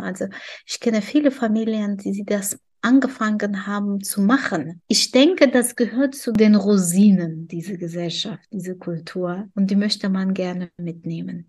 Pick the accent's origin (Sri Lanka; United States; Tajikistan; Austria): Tajikistan; German is a second language; now in Germany; In meinem Heimatland